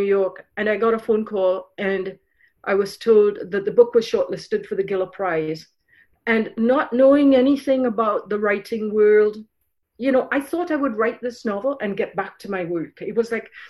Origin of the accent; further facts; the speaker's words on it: Trinidad & Tobago; moved away as an adult; also born or lived in Ireland; now in Canada; I grew up in Trinidad. I went from Ireland to Trinidad when I was 3 months old. And then I moved to Canada when I was 19 for university, and then 23 to live here fully.